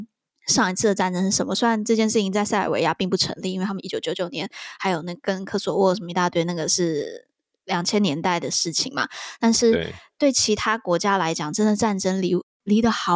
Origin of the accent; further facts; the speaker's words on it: Taiwan; 身为台湾人，我们应该要最注重什么事情？